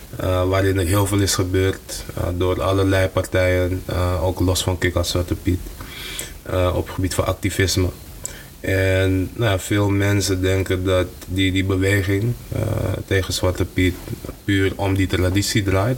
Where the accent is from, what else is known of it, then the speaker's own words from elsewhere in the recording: Amsterdam, North Holland, Netherlands; ik ben in West opgegroeid